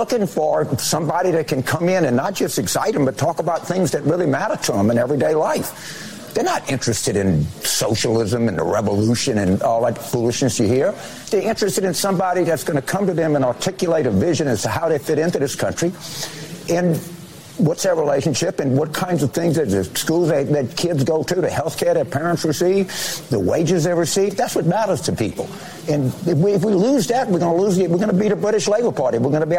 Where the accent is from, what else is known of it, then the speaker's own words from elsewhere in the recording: Iberville Parish, Louisiana, United States; I grew up in Iville Parish, Louisiana. I live in Orleans Parish, Louisiana.